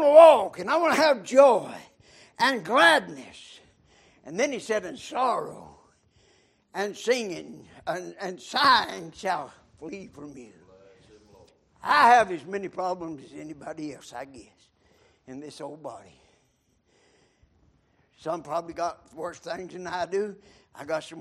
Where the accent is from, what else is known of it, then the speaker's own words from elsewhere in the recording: McDowell County, North Carolina, United States; I was born in McDowell County